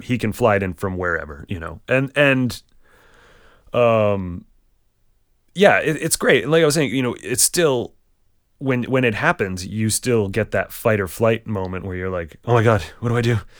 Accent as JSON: {"language": "English", "town": "Barrington", "region": "Rhode Island", "country": "United States", "tie": "born or raised there", "also_born_or_lived": "Boston", "said": "I grew up in Barrington, Rhode Island"}